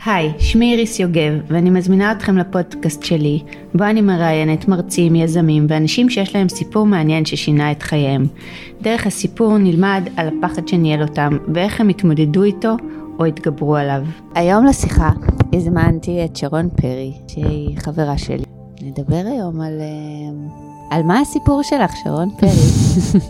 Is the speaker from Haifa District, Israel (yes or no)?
yes; Haifa, Haifa District, Israel; now in Atlit, Israel; הילדות בחיפה. גדלנו ככה